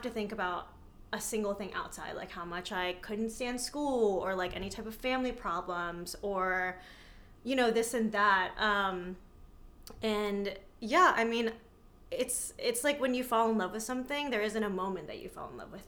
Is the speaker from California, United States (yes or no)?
no; New Jersey, United States; also born or lived in New York City; I was back and forth between New York and New Jersey